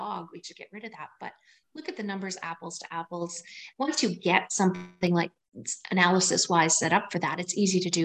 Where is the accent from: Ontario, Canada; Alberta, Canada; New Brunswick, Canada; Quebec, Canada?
Alberta, Canada; Waterton; moved away as an adult; also born or lived in Pincher Creek, Alberta / Campbell River, British Columbia; I lived in Waterton and went to a 2-room schoolhouse